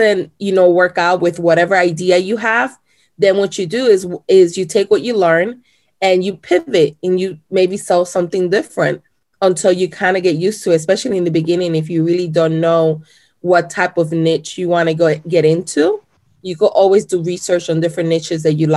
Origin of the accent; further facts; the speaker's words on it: Chicago, Illinois, United States; English is a second language; also born or lived in Puerto Rico / Florida; my mom and my dad moved to Chicago when I was about 3 years old. And then I lived in Chicago for majority of my life